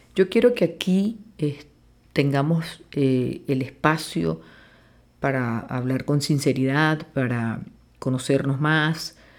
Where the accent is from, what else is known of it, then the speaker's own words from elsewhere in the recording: Maracaibo, Zulia, Venezuela; now in Caracas, Venezuela; nací en Maracaibo, Estado Zulia, y pues desarrollé mi profesión desde un principio aquí en Caracas, Venezuela. Amo este país con mucha pasión y amo el gentilicio de mi tierra maracucha